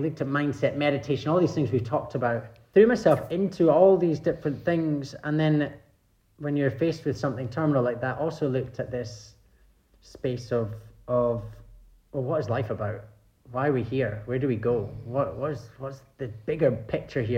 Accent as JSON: {"language": "English", "region": "Scotland", "country": "United Kingdom", "tie": "born or raised there", "said": "I grew up in Scotland."}